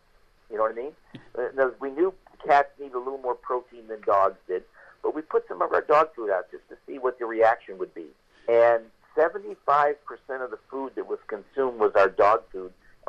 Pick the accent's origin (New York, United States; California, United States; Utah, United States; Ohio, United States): California, United States; We're from Northern California.